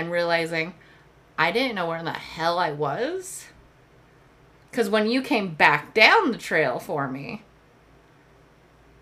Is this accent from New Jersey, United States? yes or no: no; Colorado, United States; I grew up in the mountains. I grew up in Colorado.